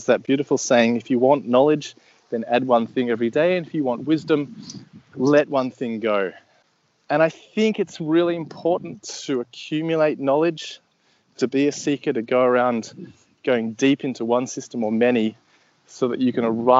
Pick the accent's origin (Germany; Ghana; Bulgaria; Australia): Australia; So I'm Australian, if you hadn't already picked it up, though my accent's fairly not too Australian, and I can speak Australian for you if you want.